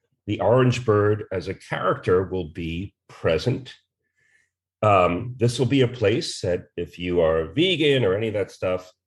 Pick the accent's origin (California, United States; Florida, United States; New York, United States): New York, United States; New York City; I grew up in New York City